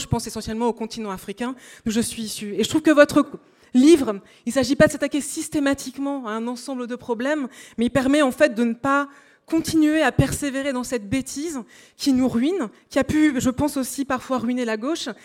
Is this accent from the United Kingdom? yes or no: no; Amiens, Hauts-de-France, France; j'ai grandi, je suis noire, je viens d'une famille sans argent, ça veut dire que je viens des quartiers nord d'Amiens